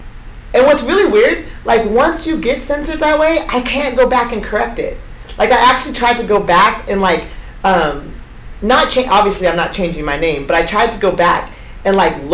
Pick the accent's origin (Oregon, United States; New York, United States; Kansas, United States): Oregon, United States; Eugene; a Black girl from Eugene, a Black woman growing up in the Pacific Northwest